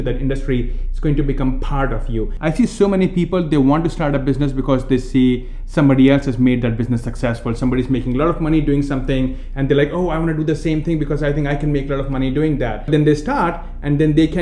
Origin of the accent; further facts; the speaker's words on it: India; accent: Indian; moved away; I'm coming from India